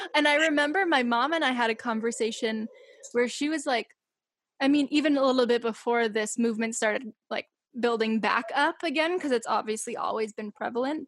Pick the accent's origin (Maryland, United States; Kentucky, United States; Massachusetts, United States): Massachusetts, United States; growing up in massachusetts in the town that i grew up